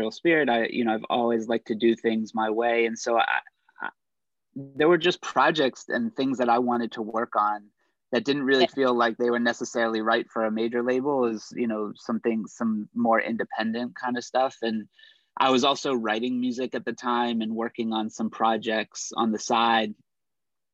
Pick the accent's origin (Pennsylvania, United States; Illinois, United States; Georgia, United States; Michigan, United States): Pennsylvania, United States; Pittsburgh; moved away; also born or lived in New York; my hometown of Pittsburgh